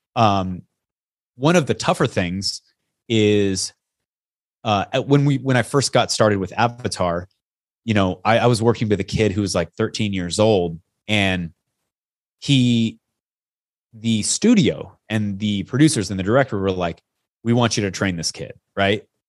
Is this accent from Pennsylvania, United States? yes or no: no; Yakima, Washington, United States; I grew up in Yakima, Washington